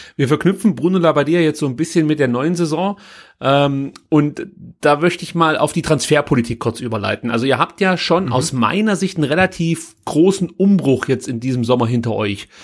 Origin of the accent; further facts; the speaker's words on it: Stuttgart, Baden-Württemberg, Germany; hier als Stuttgarter